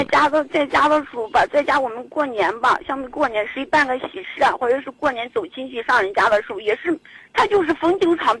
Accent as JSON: {"language": "Chinese", "town": "Zhumadian", "region": "Henan", "country": "China", "said": "家是驻马店的。"}